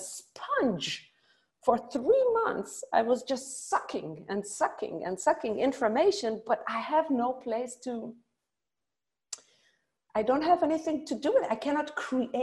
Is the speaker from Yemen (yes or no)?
no; Israel; growing up in Israel and doing a lot of comedy in Israel